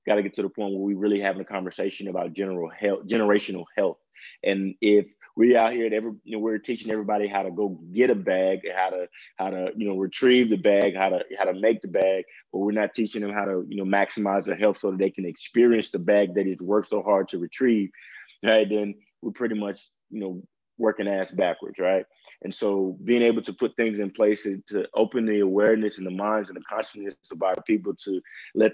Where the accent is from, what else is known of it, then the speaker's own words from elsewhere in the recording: Jackson, Mississippi, United States; now in Dallas, United States; I'm from Jackson, Mississippi. Well, Floyd, Mississippi, but Jackson, Mississippi. And moved out to Dallas, Texas.